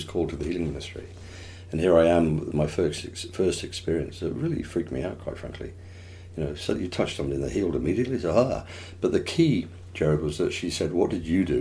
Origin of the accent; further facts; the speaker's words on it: Plymouth, South West England, United Kingdom; moved away; I was born in England, obviously, in a little place called Plymouth, where the Mayflower set sail from